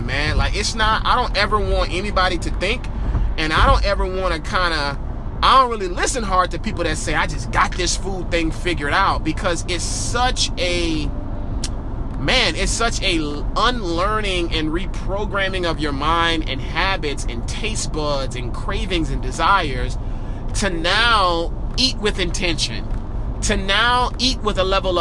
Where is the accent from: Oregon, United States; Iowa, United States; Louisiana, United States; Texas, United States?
Louisiana, United States; New Orleans; moved away; also born or lived in Georgia; my life spent mostly in Georgia, but man, I am from New Orleans, born and raised